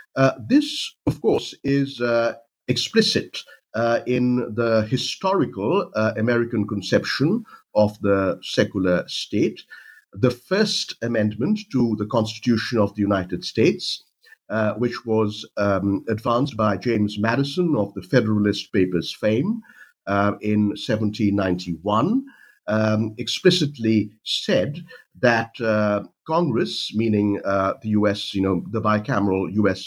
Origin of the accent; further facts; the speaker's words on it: India; moved away; I'm from India uh, originally